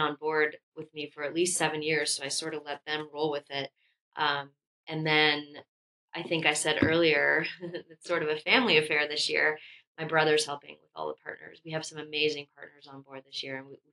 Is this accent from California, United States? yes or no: yes; Los Angeles, California, United States; moved away as an adult; also born or lived in Telluride, Colorado; now in Bend, United States; growing up in Los Angeles